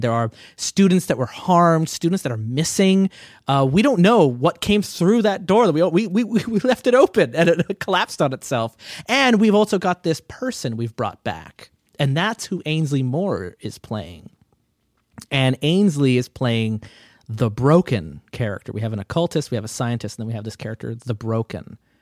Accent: Canada; as a Canadian

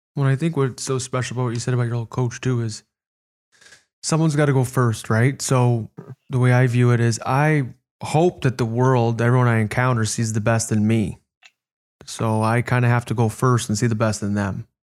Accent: Chicago, Illinois, United States; I grew up in Chicago

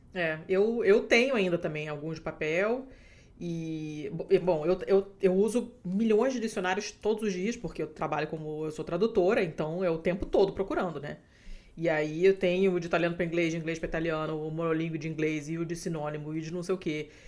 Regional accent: Rio de Janeiro, Brazil; accent: carioca; now in Portugal; meu sotaque carioca

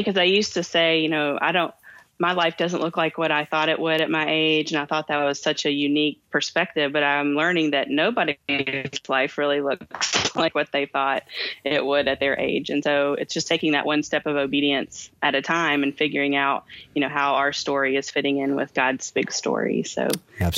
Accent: Kentucky, United States; I have two names because I'm from Kentucky

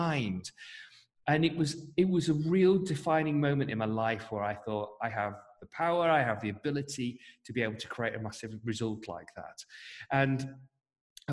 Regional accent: North West England, United Kingdom; I hark from the northwest of England

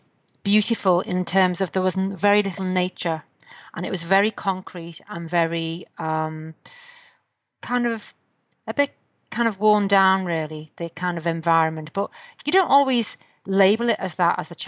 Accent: Liverpool, North West England, United Kingdom; I come from Liverpool in the UK

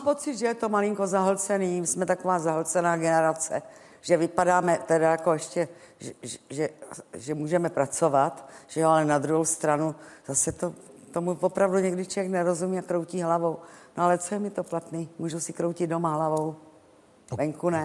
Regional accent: Prague, Czechia; když jsem Pražačka

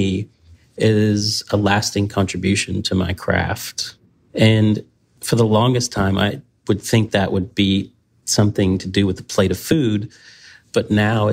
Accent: the South, United States; as a Southerner

